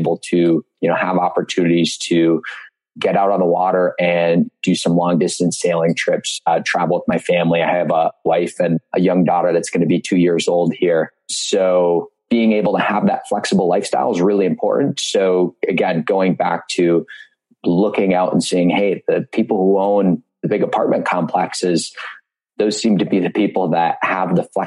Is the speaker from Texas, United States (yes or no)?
no; Marquette, Michigan, United States; as a kid growing up in Marquette, Michigan